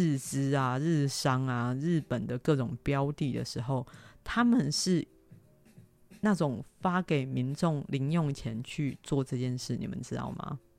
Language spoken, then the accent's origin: Chinese; Taiwan; 那你要很大声的说，我我台湾人，我台湾人这样子。